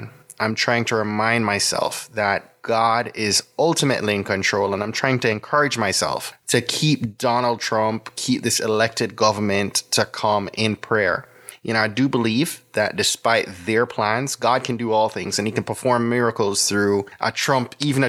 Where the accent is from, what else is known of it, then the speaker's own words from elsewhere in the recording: Jamaica; now in United States; a Jamaican born migrant and someone who's been a US citizen for the last 15 years